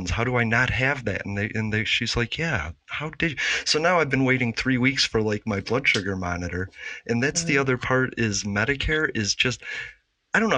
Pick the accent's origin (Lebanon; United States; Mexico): United States; Chicago, Illinois; I grew up in Chicago, so it was steaks, pork chops, fast food.